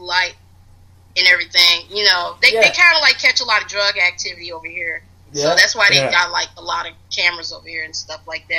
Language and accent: English; Chicago, Illinois, United States; as a Chicagoan